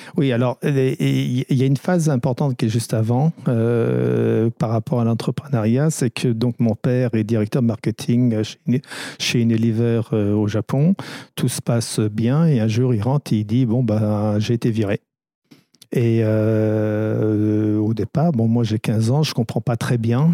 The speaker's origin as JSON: {"language": "French", "country": "France", "tie": "born or raised there", "also_born_or_lived": "Bristol, England", "said": "Je suis arrivé en France à l'âge de, de 5 ans et demi"}